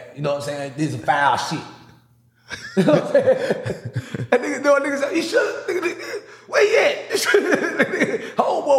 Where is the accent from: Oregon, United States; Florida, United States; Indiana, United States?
Florida, United States; Miami; I ain't politically correct. I kill a word. I'm from Miami. We say dope and foe.